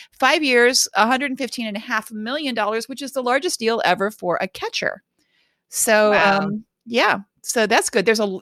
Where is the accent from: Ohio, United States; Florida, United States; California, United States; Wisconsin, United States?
Ohio, United States; Cleveland; You're from Boston. I'm from Cleveland. This is not snow. This is a dusting.